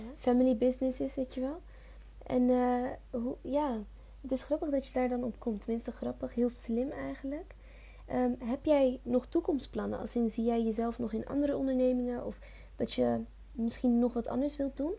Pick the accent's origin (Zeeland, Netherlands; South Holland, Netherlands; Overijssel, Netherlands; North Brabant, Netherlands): South Holland, Netherlands; Leiden; ik kom bijvoorbeeld uit Leiden